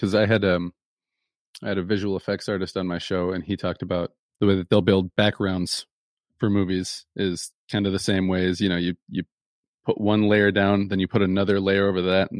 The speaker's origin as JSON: {"language": "English", "region": "Michigan", "country": "United States", "said": "Yeah, Canada doesn't count because we're from Michigan. That's like going next door."}